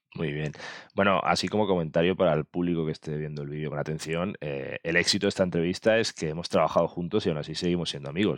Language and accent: Spanish; Mallorca, Balearic Islands, Spain; me he traído un paisano, un paisano de mi tierra, un paisano de Mallorca